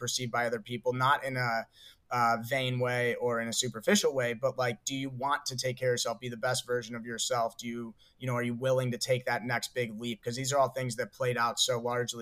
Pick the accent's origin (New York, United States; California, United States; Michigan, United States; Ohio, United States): Ohio, United States; we're from Ohio. We grew up in Ohio 10 years ago.